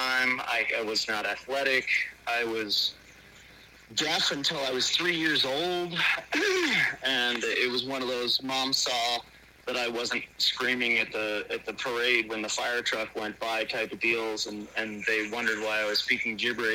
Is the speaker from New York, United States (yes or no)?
yes; Rochester, New York, United States; moved away as an adult; also born or lived in Colorado; I was born in Rochester, New York, in the inner city